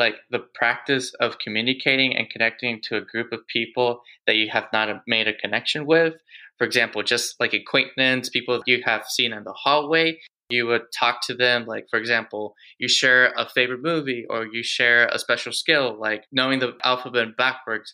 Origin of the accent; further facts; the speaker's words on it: Houston, Texas, United States; I was born and raised here in Houston, Texas.